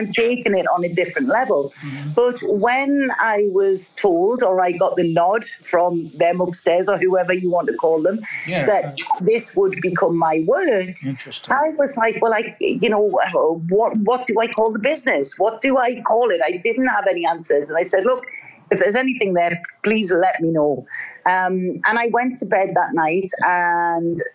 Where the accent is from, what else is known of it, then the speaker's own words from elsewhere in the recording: North East England, United Kingdom; moved away as an adult; I'm a girl from the northeast of England